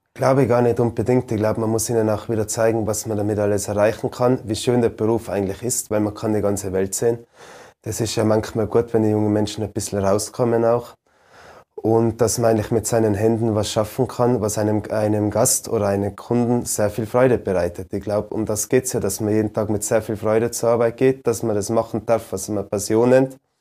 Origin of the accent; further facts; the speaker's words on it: Ischgl, Tyrol, Austria; meinen Heimatort